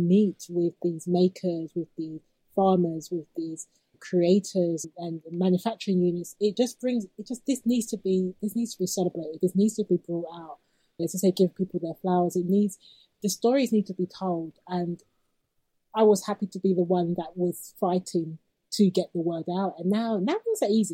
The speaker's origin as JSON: {"language": "English", "country": "United Kingdom", "tie": "born or raised there", "said": "I'm a British-born black girl"}